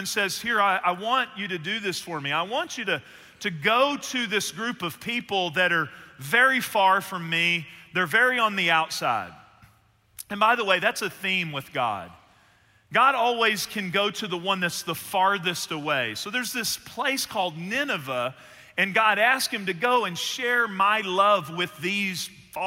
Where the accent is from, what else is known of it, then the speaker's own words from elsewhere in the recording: Northeast Texas, United States; I was born in Northeast Texas and I played athletics